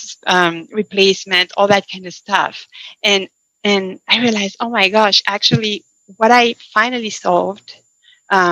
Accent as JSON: {"language": "English", "country": "France", "tie": "born or raised there", "moved": "as an adult", "lives_now": "Seattle, United States", "said": "I was born and raised in France, as you mentioned, and I moved to the States in 2000 and moved to Seattle in 2005. I was already an adult"}